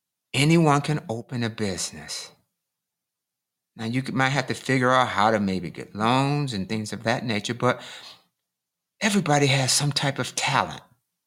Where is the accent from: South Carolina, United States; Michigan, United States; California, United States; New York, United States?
Michigan, United States; And I grew up in Michigan, you know, so, you know, people have pretty good paying jobs, you know, at the auto industry.